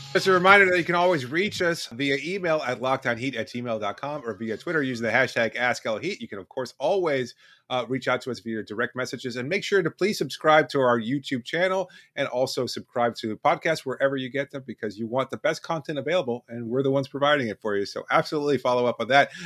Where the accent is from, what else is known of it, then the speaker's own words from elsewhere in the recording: Miami, Florida, United States; I grew up in Miami. My parents are Cuban